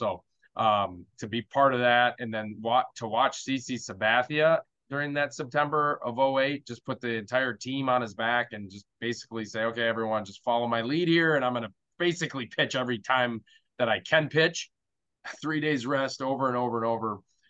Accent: Milwaukee, Wisconsin, United States; my hometown team

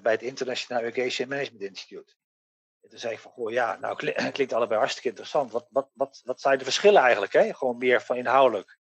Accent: Netherlands

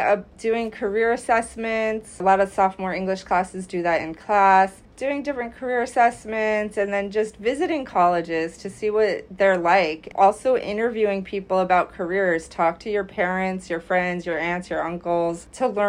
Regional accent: New York, United States; also born or lived in Delaware; I grew up in New York, and I applied to several colleges

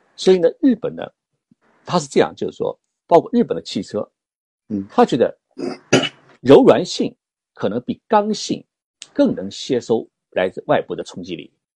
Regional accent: China; 我们中国人

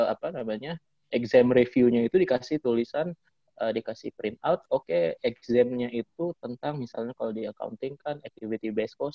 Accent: Batam, Riau Islands, Indonesia; Dan kalau kita dari Batam kan harus ke Singapura dulu lebih dekat daripada kita harus ke Jakarta.

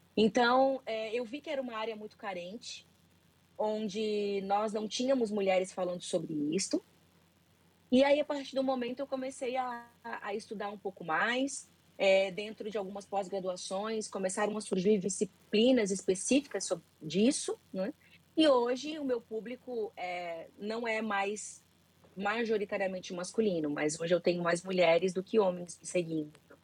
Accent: Florianópolis, Santa Catarina, Brazil; now in Balneário Camboriú, Brazil; eu moro em Balneário Camboriú, sou de Florianópolis, mas moro em Balneário Camboriú

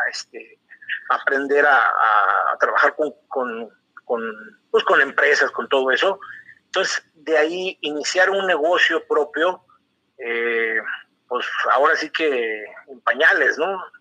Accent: Torreón, Coahuila, Mexico; now in Querétaro, Mexico; yo vengo de Torreón

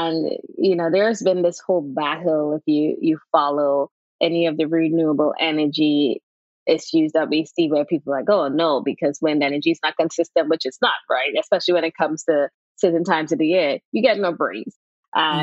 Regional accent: Trinidad & Tobago; I am from Trinidad and Tobago

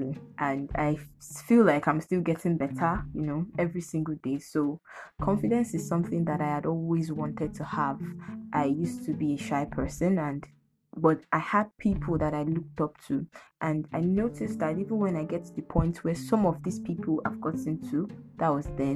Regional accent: Lagos, Nigeria; I'm from Lagos State, so you can say that I am Omo Yoruba.

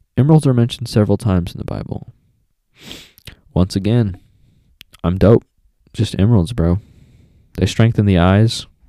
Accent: Texas, United States; I'm a native Texan

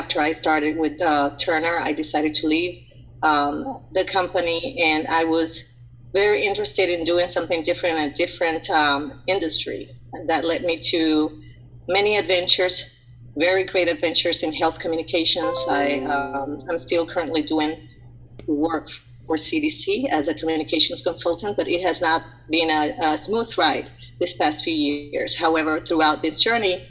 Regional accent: Puerto Rico; moved away as an adult; also born or lived in Atlanta; I'm originally from Puerto Rico, born and raised in a coastal town

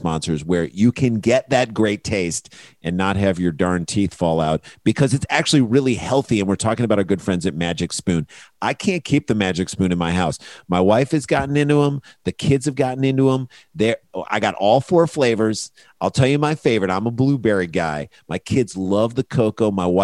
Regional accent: St. Louis, Missouri, United States; we grew up in St. Louis

